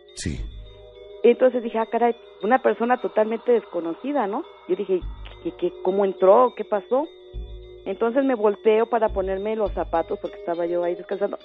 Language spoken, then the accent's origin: Spanish; Xochimilco, Mexico City, Mexico; moved away as an adult; now in State of Mexico, Mexico; Yo vivo ahorita aquí en el Estado de México pero en mi juventud, mi adolescencia, este, viví en Xochimilco